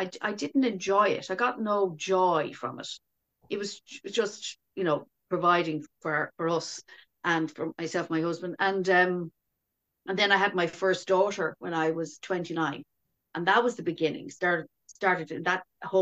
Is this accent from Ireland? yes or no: yes; Dublin, Leinster, Ireland; I was born in Dublin in the mid-60s